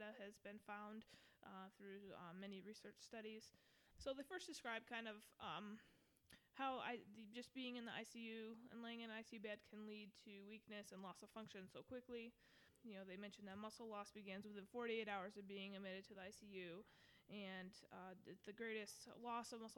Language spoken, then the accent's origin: English; Michigan, United States; moved away as an adult; now in Atlanta, United States; I come from Michigan.